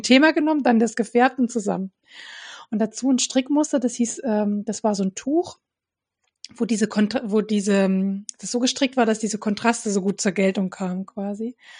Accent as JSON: {"language": "German", "town": "Dresden", "region": "Saxony", "country": "Germany", "tie": "born or raised there", "said": "aus meiner Heimatstadt Dresden"}